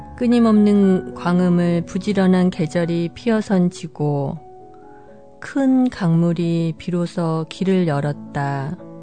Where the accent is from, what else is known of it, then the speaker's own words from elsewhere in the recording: South Korea; moved away; 한국인으로서 그리고 이민자로서